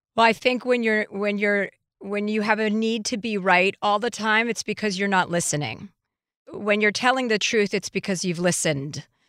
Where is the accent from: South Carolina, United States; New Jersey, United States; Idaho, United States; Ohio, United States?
New Jersey, United States; I'm from New Jersey